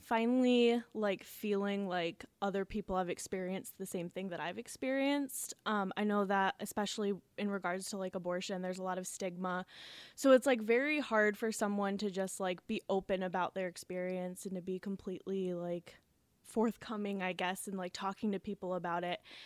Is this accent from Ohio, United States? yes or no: yes; Ashtabula, Ohio, United States; moved away as an adult; now in Cleveland, United States; I am originally from Ashtabula, Ohio, and I live here in Cleveland right now